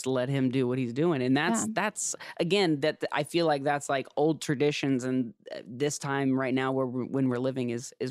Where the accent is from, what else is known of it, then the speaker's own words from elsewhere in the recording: Ohio, United States; now in Los Angeles, United States; I'm from Ohio and I moved out to Los Angeles